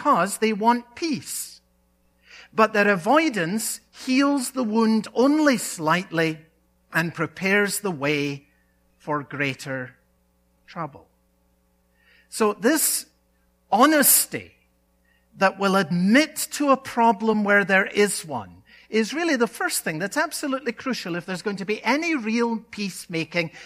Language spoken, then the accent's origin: English; Scotland, United Kingdom; a boy growing up in Scotland